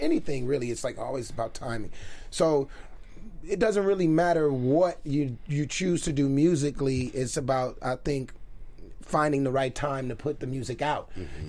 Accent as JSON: {"language": "English", "town": "Los Angeles", "region": "California", "country": "United States", "tie": "born or raised there", "said": "born and raised in South Central Los Angeles"}